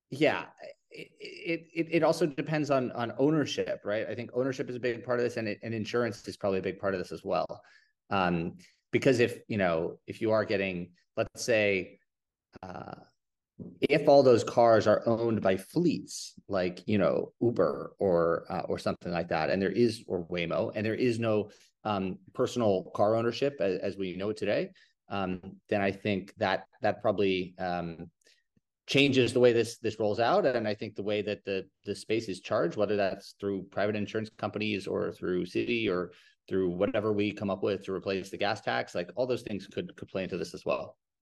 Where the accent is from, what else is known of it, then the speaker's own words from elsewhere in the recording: New York, United States; I grew up in New York